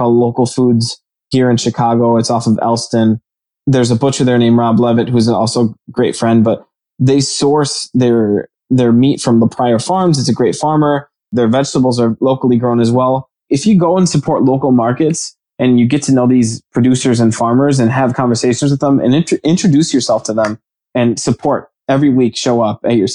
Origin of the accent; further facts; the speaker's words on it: Jalisco, Mexico; I'm from Jalisco